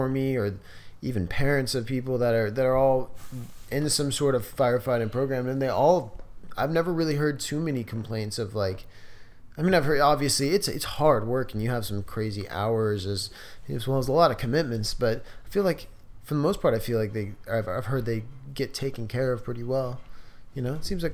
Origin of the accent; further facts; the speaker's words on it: Southern California, United States; I grew up in Southern California